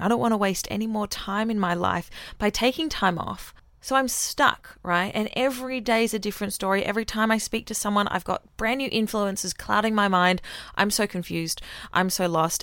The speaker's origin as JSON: {"language": "English", "country": "Australia", "accent": "Australian", "moved": "as an adult", "lives_now": "Auckland, New Zealand", "said": "I sound Australian because I am Australian"}